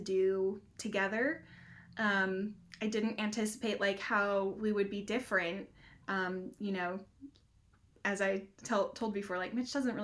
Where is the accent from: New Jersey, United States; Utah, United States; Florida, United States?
Utah, United States; moved away as an adult; now in Johnson City, United States; We're originally from Utah